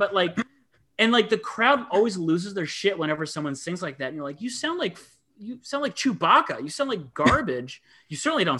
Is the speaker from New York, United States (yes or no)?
no; Ann Arbor, Michigan, United States; my hometown, which of course you guys know I love. I love my hometown, and I always think of Ann Arbor